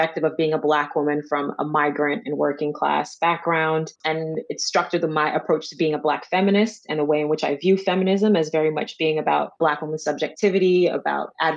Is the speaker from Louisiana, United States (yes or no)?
no; Orlando, Florida, United States; moved away as an adult; also born or lived in Chicago / New York; now in London, United Kingdom; spent my most formative years living in Orlando, Florida